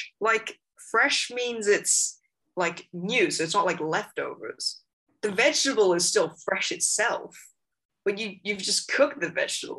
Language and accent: English; Hong Kong; first language English; moved away as an adult; now in Australia; I'm from Hong Kong